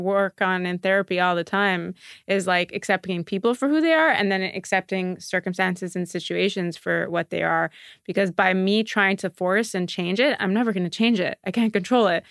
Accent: Montreal, Quebec, Canada; moved away as an adult; I'm from Montreal originally

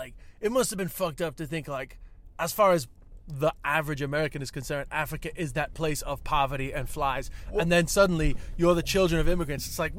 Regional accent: Ireland; the way I'm Irish

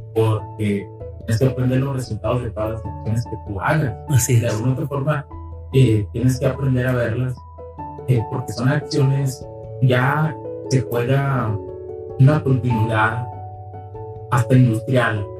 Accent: Mexico; nosotros que somos mexicanos

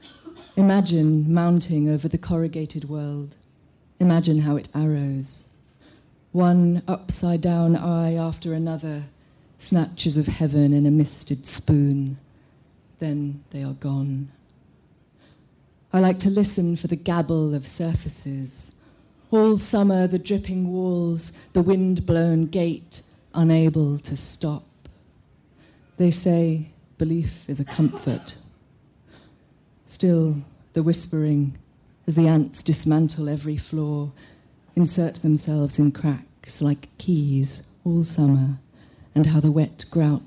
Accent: Hong Kong; I'm from Hong Kong

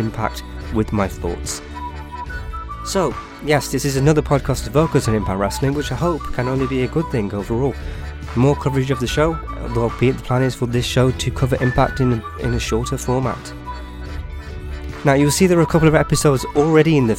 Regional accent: United Kingdom; I'm from the United Kingdom

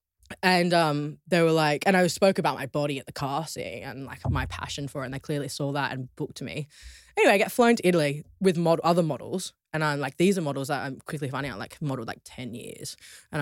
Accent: Australia; moved away as an adult; now in London, United Kingdom; growing up in Australia

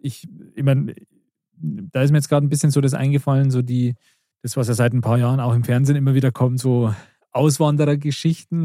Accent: the other side of Munich, Bavaria, Germany; wo ich jetzt wohne, da bin ich auch nicht aufgewachsen oder so, da komme ich mhm. auch nicht her, sondern von, von, von der anderen Seite von München

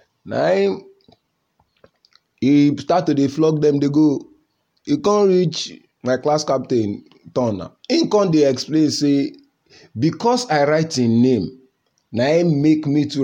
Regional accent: Nigeria; as a Nigerian

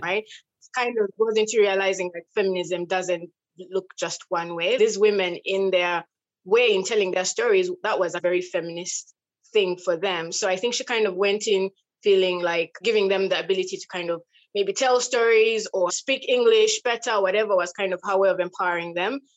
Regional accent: Western Region, Uganda; I'm from Uganda, and I'm from a tribe called Abattoirs, Western Uganda

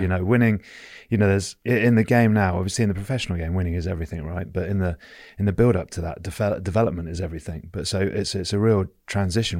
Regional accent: Oakham, East Midlands, United Kingdom; as a kid, I grew up in Oakham, Leicestershire, on the border of Lincoln as well

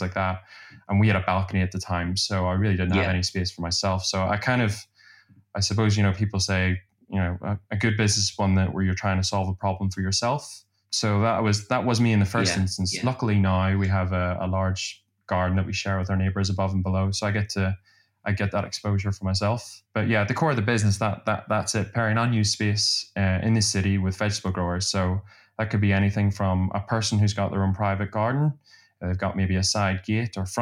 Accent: Belfast, Northern Ireland, United Kingdom; also born or lived in Glasgow; now in London, United Kingdom; in Belfast where I'm from

